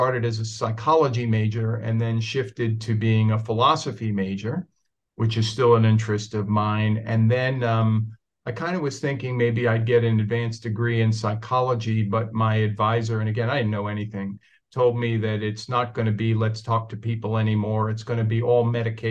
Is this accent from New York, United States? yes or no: yes; Oceanside, New York, United States; moved away; also born or lived in Queens, New York / Vermont / Chicago; I was born in Queens, New York. When I was 3 or 4 years old, my family moved to a town called Oceanside.